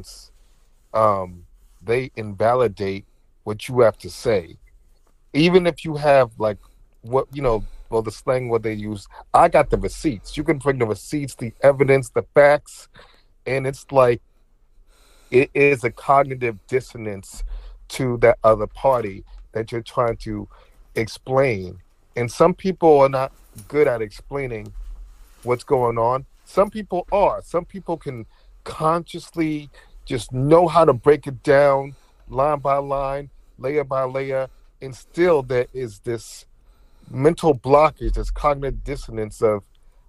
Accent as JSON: {"language": "English", "region": "New Jersey", "country": "United States", "tie": "born or raised there", "also_born_or_lived": "Newark, New Jersey", "said": "I was born in Newark, New Jersey, okay, and my mom, she didn't want me to like live in the hood or anything, so I was raised in a predominantly like white town, in New Jersey"}